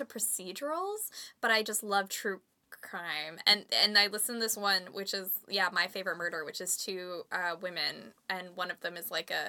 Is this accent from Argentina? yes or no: no; Canada; they recognize I'm Canadian.